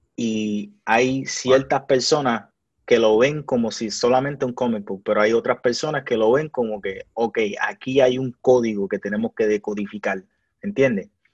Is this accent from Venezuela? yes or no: no; Puerto Rico; el país mío